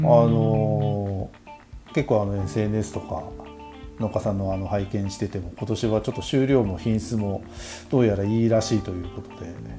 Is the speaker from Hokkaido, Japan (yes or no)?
yes; Taiki, Hokkaido, Japan; 僕らの地元十勝大樹町